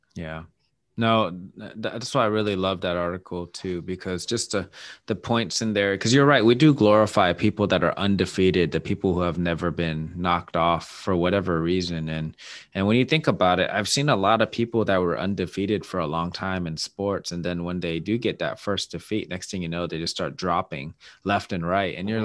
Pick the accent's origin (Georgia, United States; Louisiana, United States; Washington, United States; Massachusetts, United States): Washington, United States; Seattle; my hometown is my Seattle Mariners